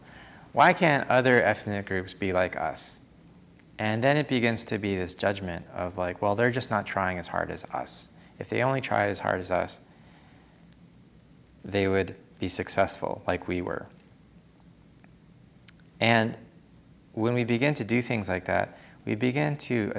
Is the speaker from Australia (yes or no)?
no; Canada; moved away as an adult; also born or lived in California / East Coast, United States; now in United States; Growing up in Canada and then spending an extended time in California